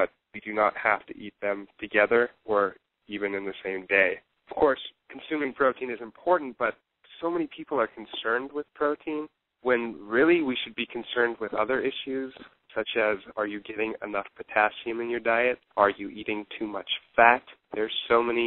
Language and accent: English; Pacific Northwest, United States; moved away as an adult; also born or lived in Chicago; now in Seattle, United States; Now I'm back home where I used to live. I'm from the Pacific Northwest